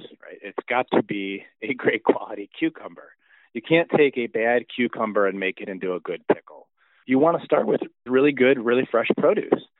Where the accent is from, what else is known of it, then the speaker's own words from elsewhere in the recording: Detroit, Michigan, United States; I grew up making pickles here in the Metro Detroit area as a family tradition